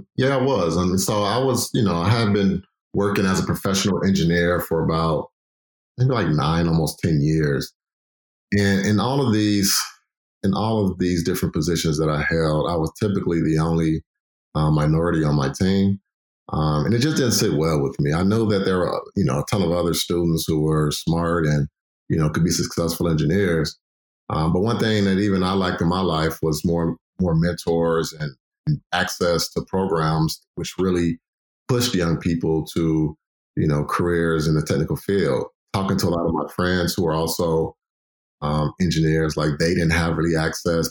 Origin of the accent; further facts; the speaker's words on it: Chicago, Illinois, United States; also born or lived in California; I'm glad to be back home, Chicago, because Chicago is home.